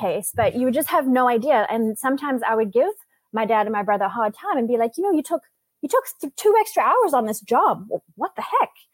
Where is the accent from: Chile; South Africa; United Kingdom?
South Africa; now in Vancouver, Canada; I was born and raised in South Africa. I moved to Canada to Vancouver about 22 years ago with my family.